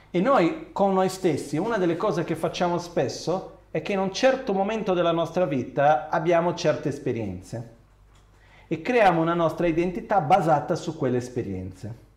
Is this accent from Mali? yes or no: no; Brazil; moved away; quando ero ragazzino in Brasile